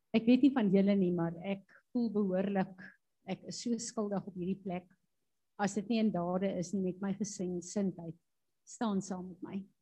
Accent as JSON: {"language": "Afrikaans", "country": "South Africa", "said": "ons as Suid-Afrikaners veral staan bekend as Christene"}